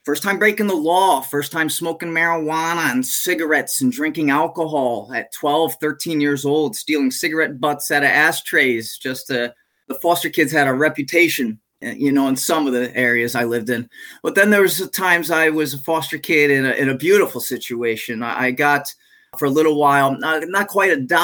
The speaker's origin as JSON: {"language": "English", "region": "Connecticut", "country": "United States", "tie": "born or raised there", "also_born_or_lived": "New England", "moved": "yes", "lives_now": "Central Florida, United States", "said": "Lived in many different towns around Connecticut, primarily until I was 16."}